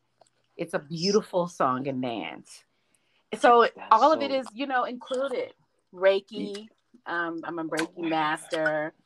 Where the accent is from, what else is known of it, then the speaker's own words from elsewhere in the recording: the South, United States; And I was raised in the South, and that's not something we talked about because there was a church on every corner.